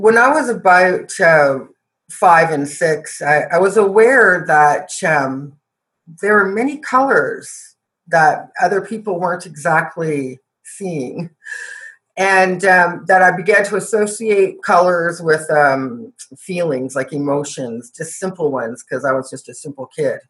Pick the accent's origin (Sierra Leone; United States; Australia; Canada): Canada; I was born and raised in Canada